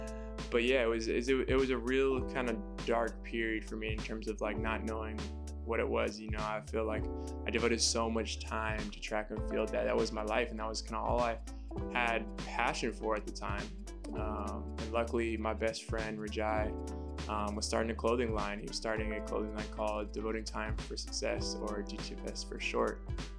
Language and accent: English; Hayward, California, United States; I'm originally from Hayward, California, but I kind of moved around all over the place.